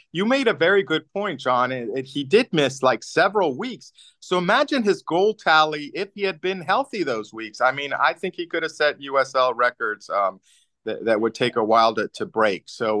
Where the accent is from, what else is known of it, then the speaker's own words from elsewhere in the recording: Pittsburgh, Pennsylvania, United States; I said, listen, I'm from Pittsburgh.